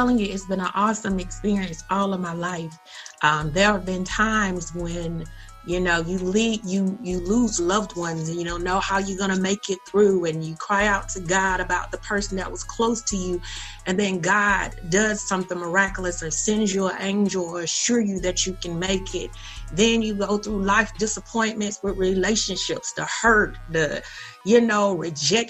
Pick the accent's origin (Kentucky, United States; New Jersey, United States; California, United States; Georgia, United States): Georgia, United States; Perry; I was born in Georgia. in a little town called Perry. And that was a great upbringing experience